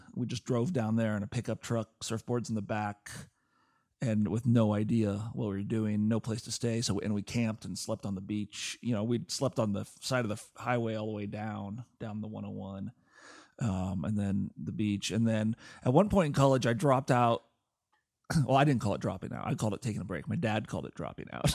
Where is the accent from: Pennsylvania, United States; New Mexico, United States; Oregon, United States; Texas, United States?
Oregon, United States; Portland; I grew up in Portland, Oregon